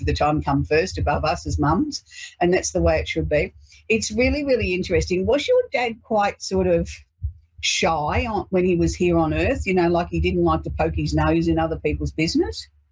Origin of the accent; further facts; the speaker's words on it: Australia; we celebrate being Australian